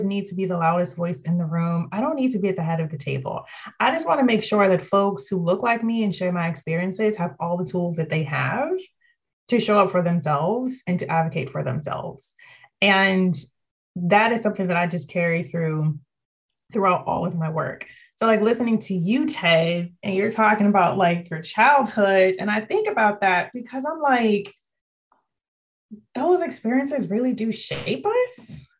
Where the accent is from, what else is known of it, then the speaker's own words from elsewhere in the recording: Ashland, Virginia, United States; moved away as an adult; also born or lived in Washington, D.C. / Australia; now in Richmond, United States; I grew up in Ashland, but my family's from here